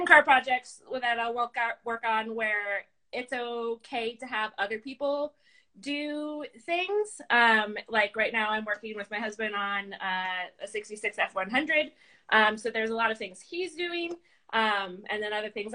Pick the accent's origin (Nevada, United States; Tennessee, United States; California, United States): Nevada, United States; Las Vegas; moved away; I grew up in Las Vegas. That is where I graduated high school and went to some college.